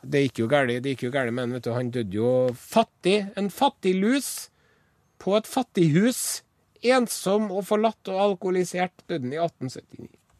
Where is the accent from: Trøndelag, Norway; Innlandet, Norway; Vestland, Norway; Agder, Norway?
Trøndelag, Norway; Trondheim; så er jeg en harry fra Trondheim